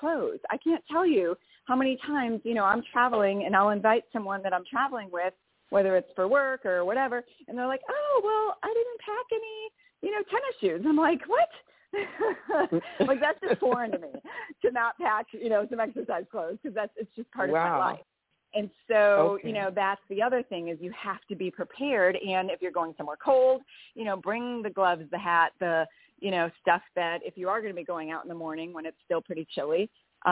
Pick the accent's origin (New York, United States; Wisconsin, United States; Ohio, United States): Wisconsin, United States; accent: Wisconsin; moved away; I'm from Wisconsin